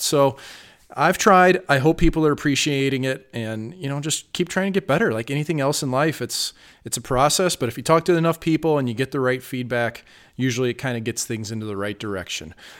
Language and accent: English; St. Louis, Missouri, United States; now in Las Vegas, United States; Saint Louis, my hometown